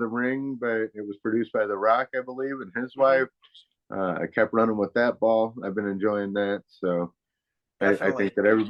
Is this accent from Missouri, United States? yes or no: yes; St. Louis, Missouri, United States; Well, I grew up in a lot of different places, but the place that I always called home was the St. Louis area. It's where a lot of my family was, my grandparents, my aunts and uncles.